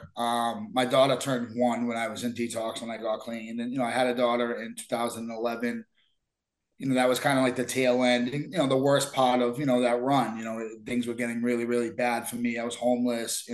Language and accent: English; Somerville, Massachusetts, United States; I grew up in Somerville